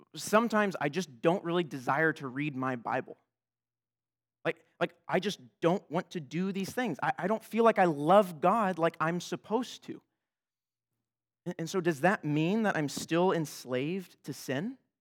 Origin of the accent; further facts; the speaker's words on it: United States; I'm an American